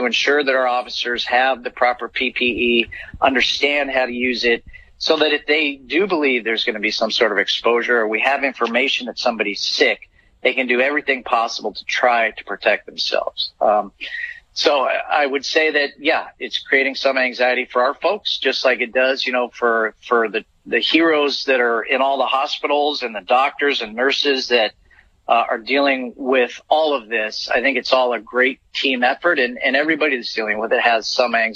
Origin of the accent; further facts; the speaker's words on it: Scotts Valley, California, United States; Grew up in Scotts Valley, so just across the bay, so Santa Cruz County kid